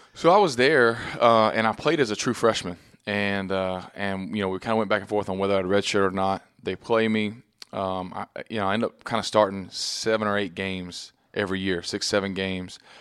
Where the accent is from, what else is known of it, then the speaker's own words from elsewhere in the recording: Texas, United States; moved away as an adult; now in New York, United States; growing up in Texas